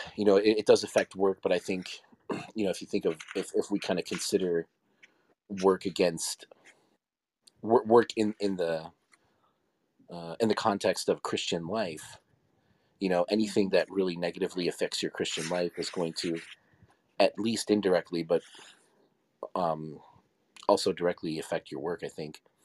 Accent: Rochester, New York, United States; in my hometown, Kodak and Xerox actually were founded there

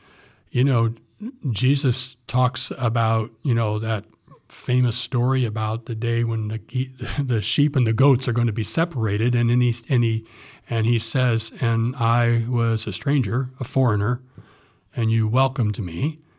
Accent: Fowler, Indiana, United States; also born or lived in Morocco / Southern California; now in Ohio, United States; Back in my hometown, Indiana

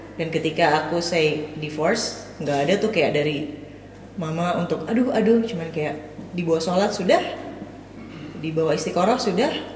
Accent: Cimahi, West Java, Indonesia; moved away; ibu saya di Cimahi lagi-lagi di kota kelahiran saya

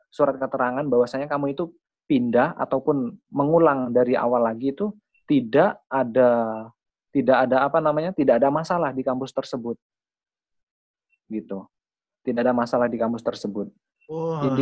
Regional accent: North Kalimantan, Indonesia; Saya juga dari Kaltara loh.

